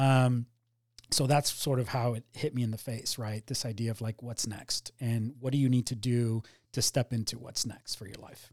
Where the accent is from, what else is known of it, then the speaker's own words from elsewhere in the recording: Miami, Florida, United States; also born or lived in Cuba; we ended up settling down in Miami, which is where I grew up.